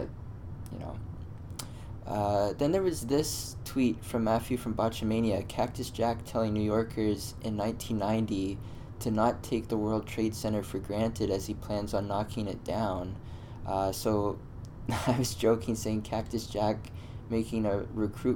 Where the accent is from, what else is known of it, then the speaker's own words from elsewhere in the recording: Canada; as a Canadian